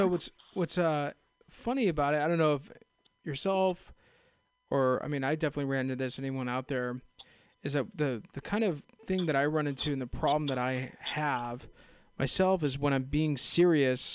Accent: Castro Valley, California, United States; I'm actually from Castro Valley, San Ramon, right there

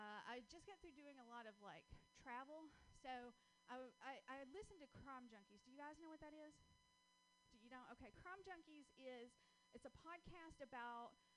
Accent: Georgia, United States; accent: Southern (Georgia); moved away; I'm originally from Georgia. That's where I get this wonderful little accent from. I can't seem to get rid

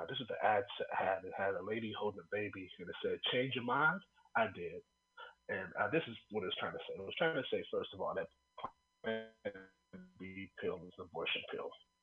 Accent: Oakland, California, United States; I'm from Oakland

